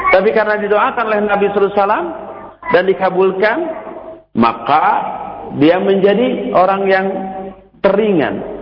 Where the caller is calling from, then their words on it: Tangerang, Banten, Indonesia; Uh, dari Tangerang dengan